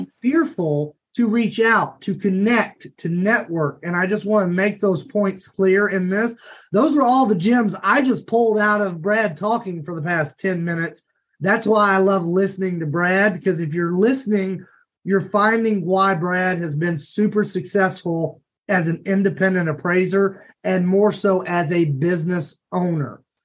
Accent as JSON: {"language": "English", "town": "Paris", "region": "Kentucky", "country": "United States", "said": "I am actually from Paris, Kentucky, small town outside of Lexington"}